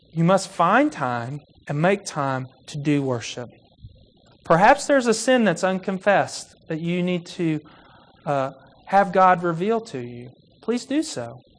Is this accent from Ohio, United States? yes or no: no; Kentucky, United States; I grew up in Kentucky